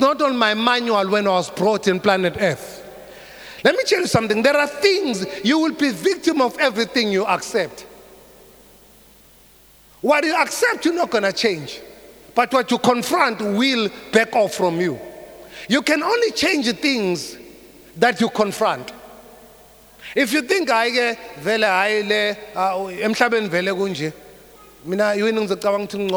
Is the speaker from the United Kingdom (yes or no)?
no; South Africa